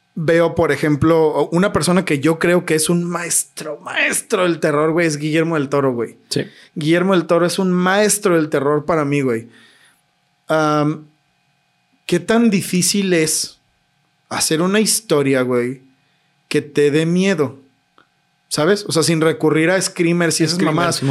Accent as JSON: {"language": "Spanish", "country": "Mexico", "said": "somos mexicanos"}